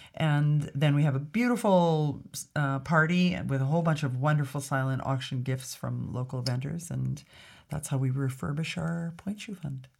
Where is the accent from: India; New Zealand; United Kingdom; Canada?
Canada; Alberta; also born or lived in Grande Prairie, Alberta / Edmonton, Alberta / Toronto, Ontario; I was raised in Alberta and I was in Edmonton by the time I was twelve.